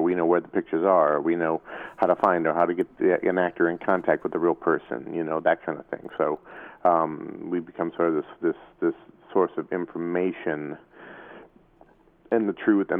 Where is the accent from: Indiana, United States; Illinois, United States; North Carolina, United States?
Indiana, United States; moved away as an adult; also born or lived in New York; now in Los Angeles, United States; I'm from Indiana, originally.